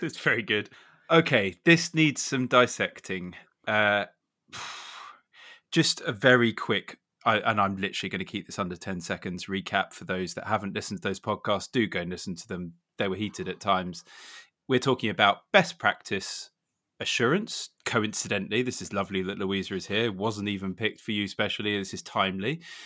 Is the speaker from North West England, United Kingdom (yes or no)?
no; Suffolk, East of England, United Kingdom; I grew up in Suffolk, so that's why I'm obviously loyal to our schools